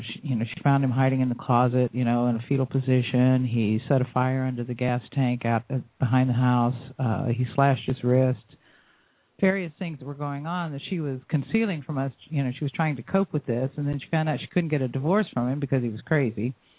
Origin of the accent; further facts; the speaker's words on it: Florida, United States; I was born and raised in Florida. We moved to Jacksonville